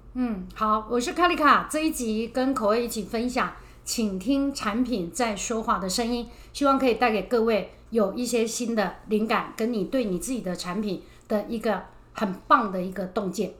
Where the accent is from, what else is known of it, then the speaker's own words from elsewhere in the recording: Chiayi, Taiwan; 因为我是南部人，我是嘉义人